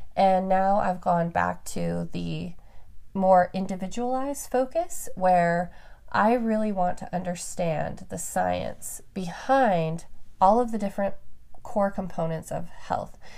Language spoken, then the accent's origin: English; Reno, Nevada, United States; moved away; also born or lived in Roseville, California; I was actually born in Roseville, California, and then my family is all from the Bay Area. And we moved up to Reno, which is in the high desert, the Sierra Nevada mountains.